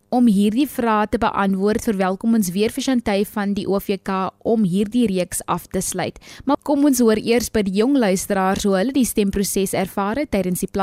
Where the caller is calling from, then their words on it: One Mile Park, South Africa; Ek het nog nooit ingeluksel gebly nie en ek het al my jare in One Mile Park geregistreer en gewou.